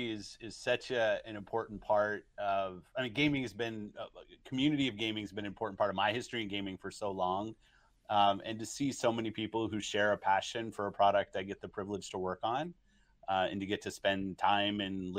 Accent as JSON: {"language": "English", "region": "California", "country": "United States", "tie": "born or raised there", "said": "I grew up in Southern, at that time I was in Southern California, and I'd ride my skateboard down to the arcades and play games."}